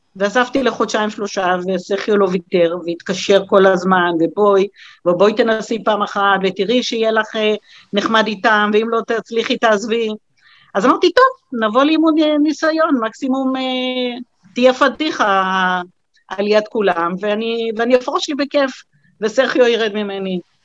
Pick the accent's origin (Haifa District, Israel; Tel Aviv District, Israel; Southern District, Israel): Southern District, Israel; Beersheba; נולדתי בעיר